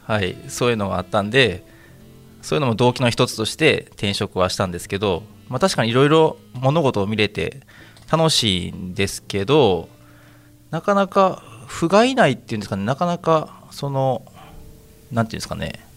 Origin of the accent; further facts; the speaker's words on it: Uji, Kyoto, Japan; accent: Kansai; also born or lived in Kobe; now in Osaka, Japan; 私なんかは京都の宇治出身